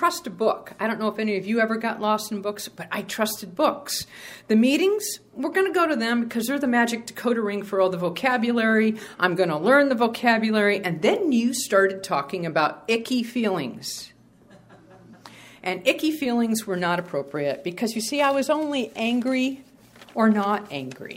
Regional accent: New England, United States; now in Sacramento, United States; I'm from New England

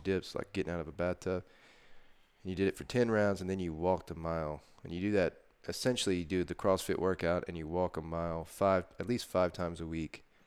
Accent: Texas, United States; born or raised there

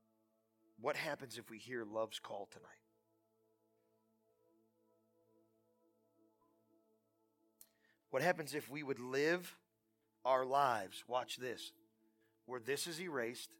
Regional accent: United States; I'm from Portage County

